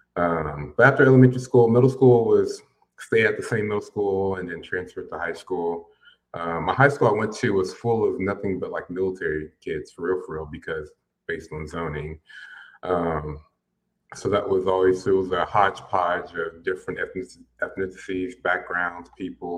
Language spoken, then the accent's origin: English; Pensacola, Florida, United States; moved away as an adult; also born or lived in Virginia / Alabama / San Marcos, Texas / Orlando; now in Austin, United States; we moved to Pensacola, Florida, which is where both my parents are actually from